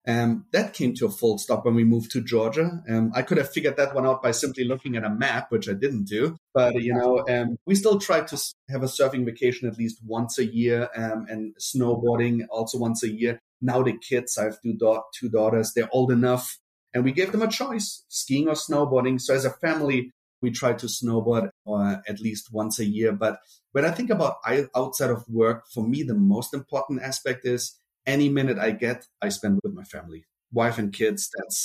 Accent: Germany; accent: German; also born or lived in Brazil; Then we moved to Germany. That's where I got my accent from. You know, once you have a German accent, you have a German accent.

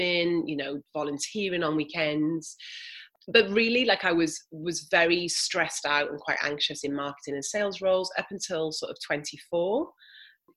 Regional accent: Wales, United Kingdom; moved away; also born or lived in Australia; 0 to sort of 10, I grew up here in Wales.

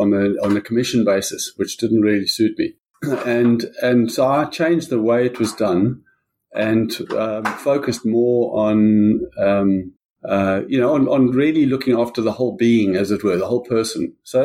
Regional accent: South Africa; I grew up in South Africa.

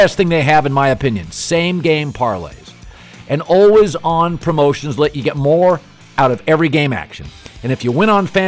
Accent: Pacific Northwest, United States; he knew I was from the Pacific Northwest.

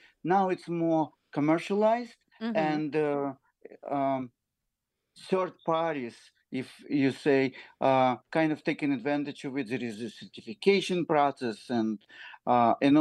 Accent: Ukraine; now in New York, United States; I came from Ukraine. We are Jewish. We lived in Ukraine almost now, at least 32 years ago.

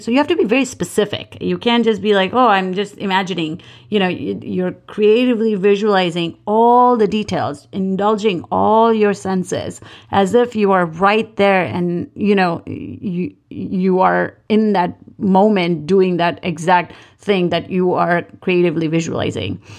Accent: Mumbai, Maharashtra, India; moved away as an adult; also born or lived in North Dakota / Manhattan, New York; I grew up in Bombay.

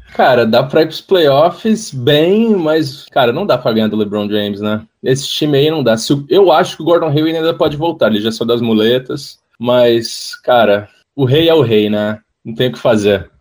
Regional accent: Ceará, Brazil; accent: a little Rio, a little Ceará; moved away as an adult; also born or lived in Rio de Janeiro, Brazil; now in Miami, United States; Sou carioca, mas eu cresci minha vida inteira no Ceará, cara. Então meu sotaque vai um pouquinho pro Rio, um pouquinho pro Ceará.

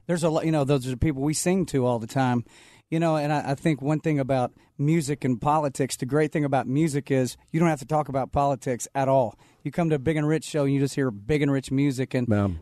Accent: Texas, United States; I'm from Texas

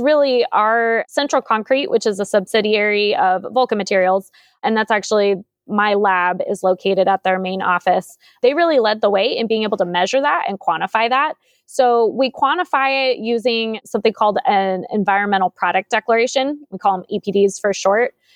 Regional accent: San Jose, California, United States; born and raised in San Jose, I've lived here my whole life

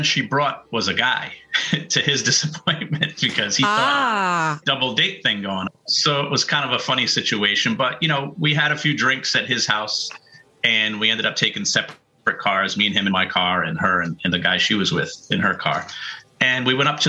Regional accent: Pawtucket, Rhode Island, United States; also born or lived in Providence, Rhode Island / Narragansett, Rhode Island / Cranston, Rhode Island; I was born and grew up in Pawtucket, Rhode Island

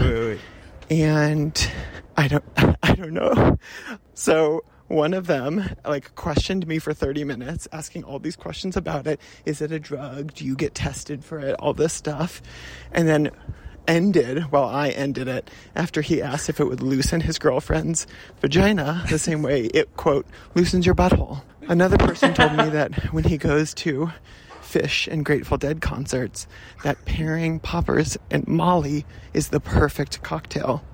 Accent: Midwest, United States; now in Washington, D.C., United States; I am also from the Midwest, and many of my childhood friends moved to Chicago.

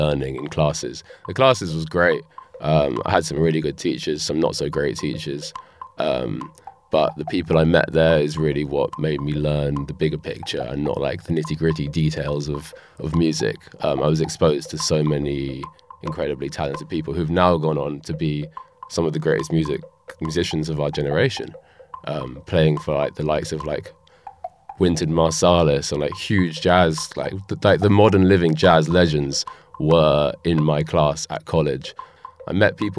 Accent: London, United Kingdom; I'm from North London

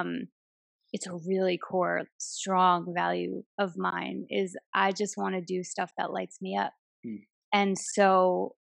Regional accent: United States; also born or lived in New Jersey; I'm from Queens and Jersey. It's in my DNA.

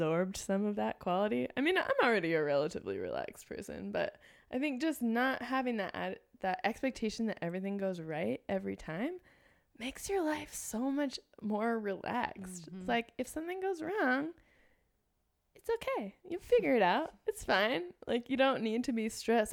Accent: Los Angeles, California, United States; accent: LA; LA accent

